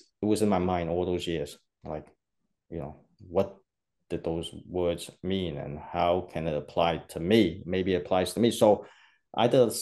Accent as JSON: {"language": "English", "town": "New York City", "region": "New York", "country": "United States", "tie": "born or raised there", "said": "growing up in New York City Chinatown"}